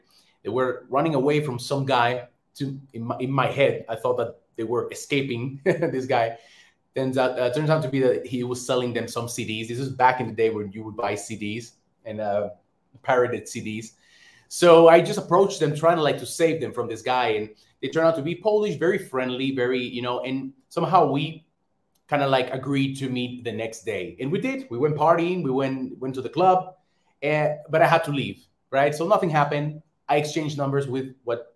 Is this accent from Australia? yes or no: no; Dominican Republic; now in Warsaw, Poland; I'm from the Dominican Republic